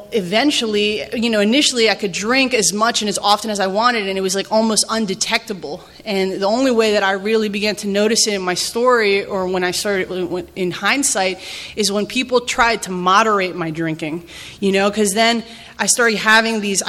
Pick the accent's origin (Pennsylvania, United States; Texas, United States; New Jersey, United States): New Jersey, United States; now in Kensington, MD, United States; I grew up in Jersey